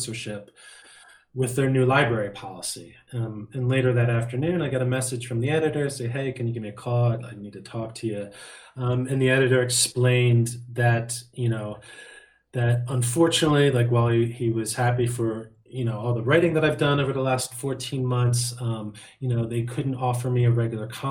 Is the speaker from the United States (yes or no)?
yes; Bucks County, Pennsylvania, United States; homegrown from born and bred in Bucks County